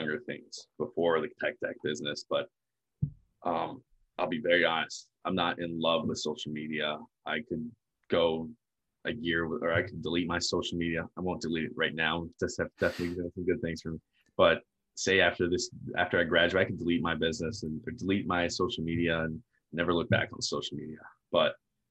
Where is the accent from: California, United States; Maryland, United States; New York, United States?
Maryland, United States; near Baltimore; I was born in the States. I was born in Maryland, a little closer to Baltimore